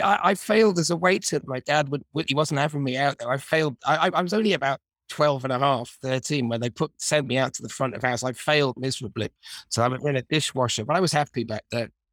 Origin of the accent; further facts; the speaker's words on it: Manchester, North West England, United Kingdom; growing up in Manchester